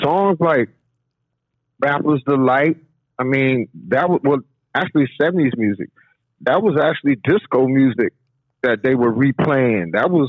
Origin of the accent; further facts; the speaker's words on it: Washington, District of Columbia, United States; I'm from Washington, D.C., so, you know, my background is hip-hop and go-go.